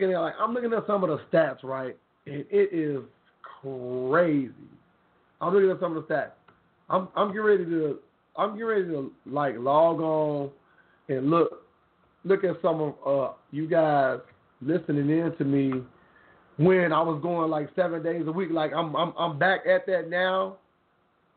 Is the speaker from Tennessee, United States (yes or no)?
yes; Memphis, Tennessee, United States; I got my hometown, North Memphis, 10, Tennessee